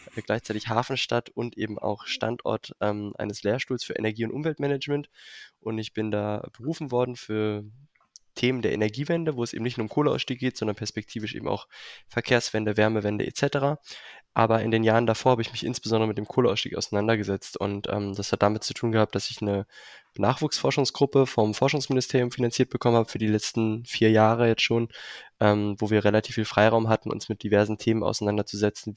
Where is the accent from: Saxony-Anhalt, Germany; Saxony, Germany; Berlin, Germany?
Berlin, Germany; Ich komme auch ursprünglich aus Berlin.